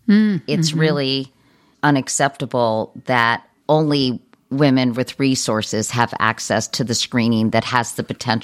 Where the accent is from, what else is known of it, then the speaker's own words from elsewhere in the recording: Virginia, United States; We did on our kitchen table growing up in Virginia.